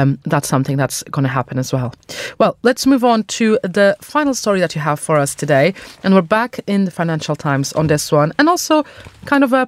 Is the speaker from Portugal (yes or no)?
yes; Portugal; I'm from Portugal